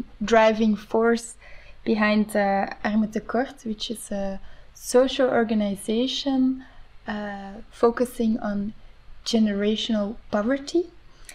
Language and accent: English; Antwerp, Flanders, Belgium; my hometown of Antwerp